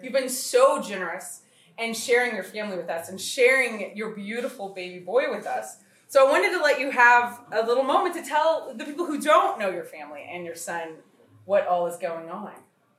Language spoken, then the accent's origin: English; Texas, United States; now in Connecticut, United States; Obviously, I'm from Texas, and I pretend I live in Connecticut when I'm not in Kauai.